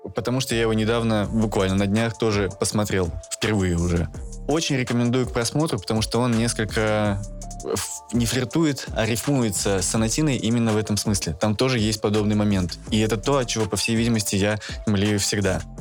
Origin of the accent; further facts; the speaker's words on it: Sakhalin Oblast, Russia; Я родился на Сахалине, рядом с Японией, э, в, городе, который и был раньше японским